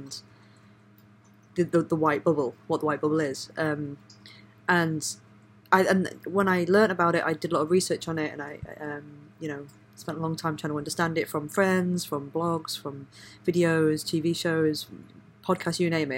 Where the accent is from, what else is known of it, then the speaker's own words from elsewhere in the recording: Leeds, Yorkshire and the Humber, United Kingdom; also born or lived in Bradford / South Africa; growing up in Leeds and Bradford, I had a lot of Indian influence and friends and culture.